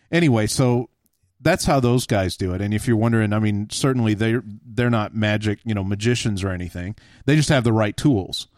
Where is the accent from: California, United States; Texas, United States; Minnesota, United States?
Texas, United States; I grew up in Texas